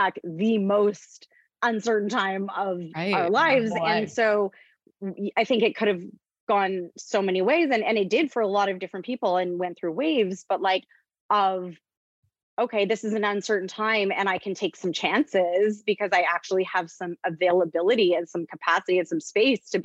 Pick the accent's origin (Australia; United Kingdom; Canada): Canada; moved away as an adult; also born or lived in United States; I'm Canadian, just to say I'm Canadian. I was living in the US.